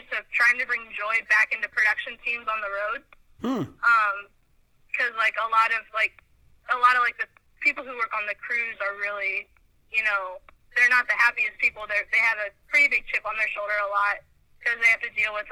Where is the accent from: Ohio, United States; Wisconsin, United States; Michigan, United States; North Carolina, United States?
Ohio, United States; moved away as an adult; now in Nashville, United States; I moved here 3 years ago. I grew up in Ohio.